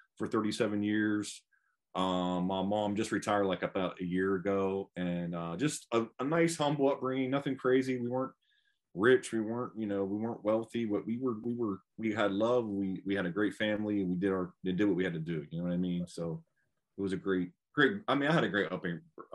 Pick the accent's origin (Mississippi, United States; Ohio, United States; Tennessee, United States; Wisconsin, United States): Ohio, United States; Steubenville; I was born and raised in Stoneville, Ohio.